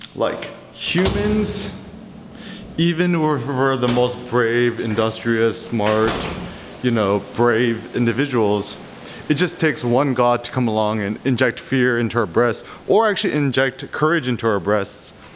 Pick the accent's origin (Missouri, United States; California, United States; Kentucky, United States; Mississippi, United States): California, United States; Bay Area; I grew up in the Bay Area